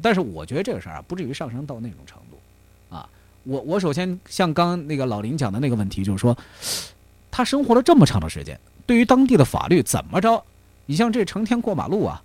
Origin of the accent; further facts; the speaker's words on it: China; now in United Kingdom; 我们中国人